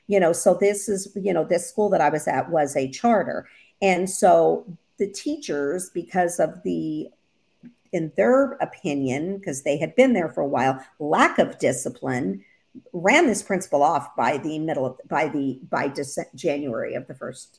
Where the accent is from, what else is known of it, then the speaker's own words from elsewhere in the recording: the North, United States; now in the South, United States; I'm a Northerner, though, because I was raised in the North.